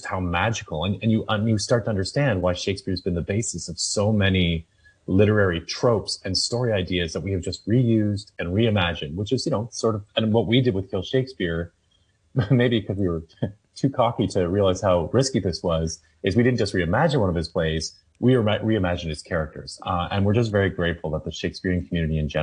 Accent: Toronto, Ontario, Canada; I'm from Toronto, and we have the Stratford Festival

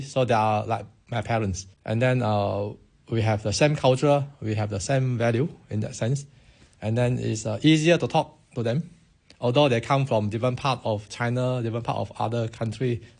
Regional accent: Kedah, Malaysia; moved away as an adult; now in Southampton, United Kingdom; in my hometown in Malaysia, in Kedah

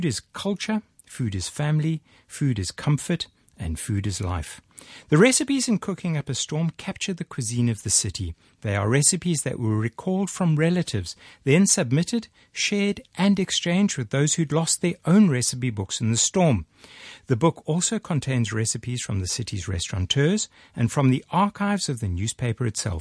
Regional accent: Hillcrest, KwaZulu-Natal, South Africa; accent: South African; moved away as an adult; also born or lived in New Orleans; it was in my hometown of Hillcrest

